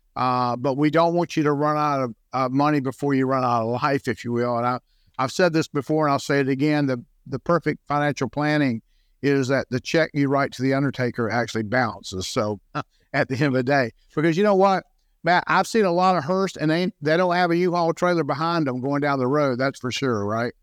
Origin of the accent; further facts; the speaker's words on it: Jacksonville, Florida, United States; also born or lived in St. Johns County, Florida; I was born and raised in Jacksonville, so I didn't move very far